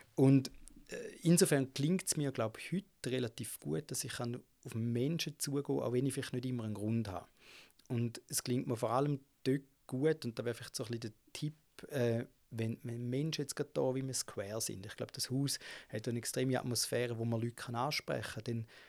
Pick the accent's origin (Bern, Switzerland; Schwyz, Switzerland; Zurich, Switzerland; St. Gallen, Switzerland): St. Gallen, Switzerland; Gossau; ich bin in Gossa aufgewachsen, das ist so neben St. Gallen